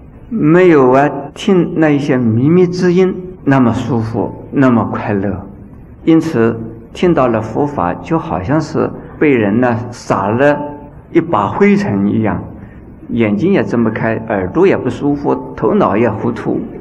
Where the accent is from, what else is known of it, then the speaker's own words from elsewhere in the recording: China; 那这个五种啊，在我们中国人很少吃牛奶的